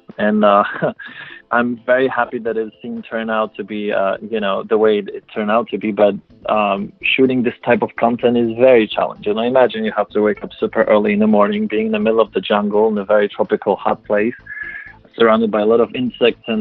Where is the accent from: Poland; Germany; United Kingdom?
Poland; first language Polish; English is a second language; moved away; I'm my native language is Polish. I was born in Poland